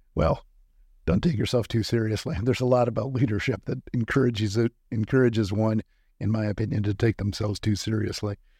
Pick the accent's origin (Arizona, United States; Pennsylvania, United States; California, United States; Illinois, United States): Illinois, United States; moved away; also born or lived in Iowa; growing up in Illinois, you're constantly taught about Lincoln at virtually every age.